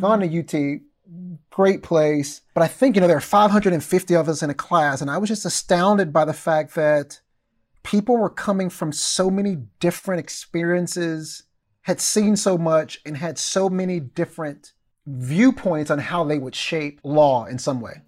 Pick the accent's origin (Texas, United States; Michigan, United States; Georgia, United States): Texas, United States; Mount Pleasant; moved away as an adult; also born or lived in Kansas City, Missouri; my hometown of Mount Pleasant